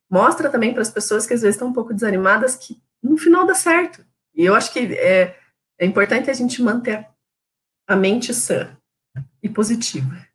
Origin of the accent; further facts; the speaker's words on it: São Paulo, Brazil; now in Curitiba, Brazil; Aí a gente falava, ah, então, é que a gente é de São Paulo e tá vindo para Curitiba.